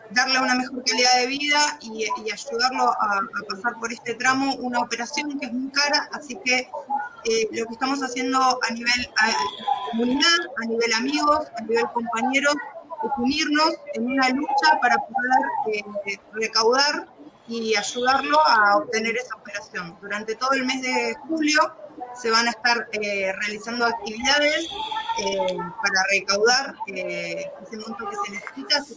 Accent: Neuquén, Argentina; soy de Neuquén, capital argentina

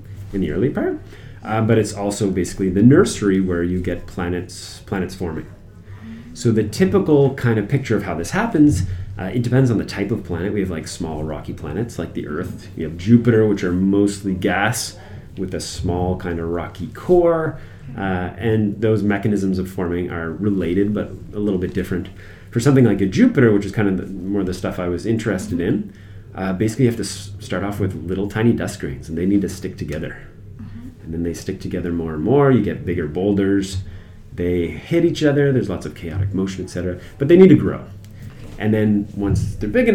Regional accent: Moncton, New Brunswick, Canada; moved away as an adult; also born or lived in Halifax; I'm from Moncton originally

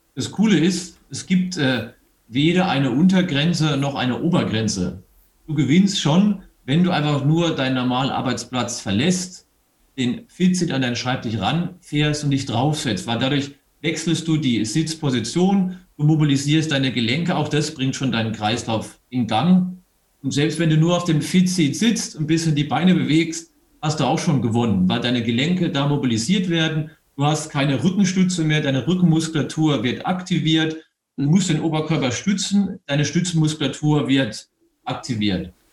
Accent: Eberbach, Baden-Württemberg, Germany; moved away as an adult; also born or lived in Mannheim / Munich; now in Bavaria, Germany; Aus der Nähe von Heidelberg, aus Eberbach bin ich.

